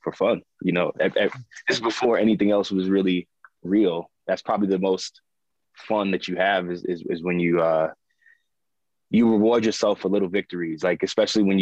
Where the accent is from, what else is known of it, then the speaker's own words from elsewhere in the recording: New York City, New York, United States; Born and raised in Brooklyn, Flatbush section of Brooklyn